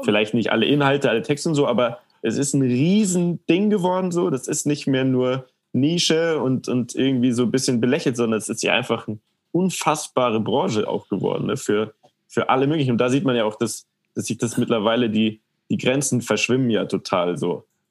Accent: Munich, Bavaria, Germany; ich bin in München aufgewachsen

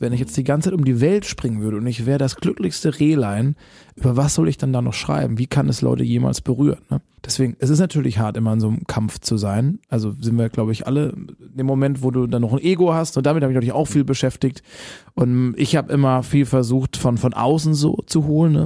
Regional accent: Baden-Württemberg, Germany; ich komme ja aus dem Badenerländle

